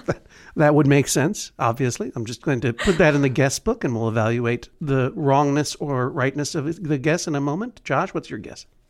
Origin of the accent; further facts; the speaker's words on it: New England, United States; I'm from New England, a region of the United States.